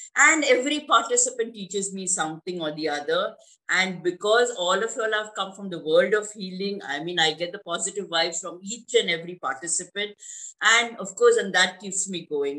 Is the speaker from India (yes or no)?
yes; India; I'm from India